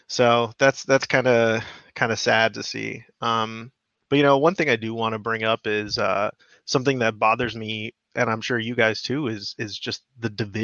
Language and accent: English; South Florida, United States; I'm from South Florida